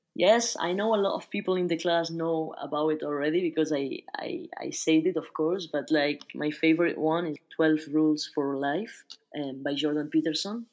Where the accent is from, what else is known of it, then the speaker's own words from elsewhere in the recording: Barcelona, Catalonia, Spain; moved away as an adult; also born or lived in United Kingdom / Australia; now in France; I was born and raised in Spain, specifically in Barcelona